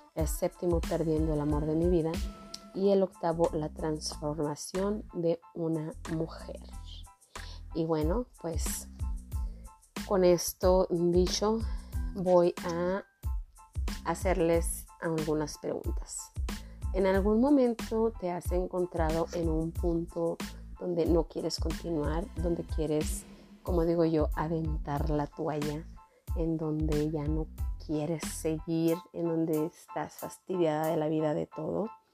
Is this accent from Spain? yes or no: no; Jiménez, Chihuahua, Mexico; now in Denver, United States; soy originaria de Jiménez, Chihuahua, es un pueblo, una ciudad pequeña en el sur del estado de Chihuahua